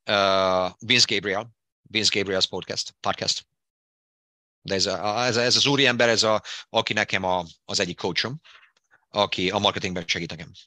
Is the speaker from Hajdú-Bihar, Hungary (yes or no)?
yes; Debrecen, Hajdú-Bihar, Hungary; born or raised there; accent: Hungarian; moved away as an adult; now in United States